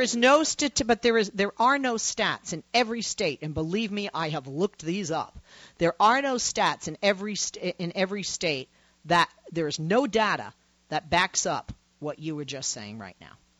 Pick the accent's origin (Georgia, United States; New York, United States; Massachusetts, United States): Massachusetts, United States; moved away; I'm from Massachusetts originally